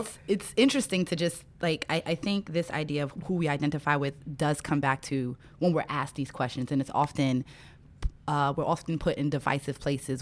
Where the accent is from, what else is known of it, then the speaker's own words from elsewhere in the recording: New York City, New York, United States; growing up in Brooklyn, New York, both of my parents are from Trinidad